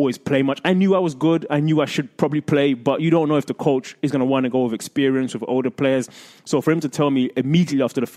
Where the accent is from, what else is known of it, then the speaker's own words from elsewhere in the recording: England, United Kingdom; moved away; I grew up in England in the era of Alex Ferguson and Arsene Wenger